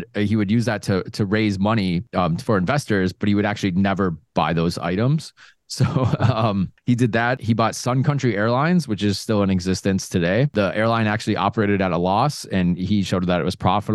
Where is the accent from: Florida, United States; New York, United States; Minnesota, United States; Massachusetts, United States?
Minnesota, United States; accent: Minnesota; He is from my home state of Minnesota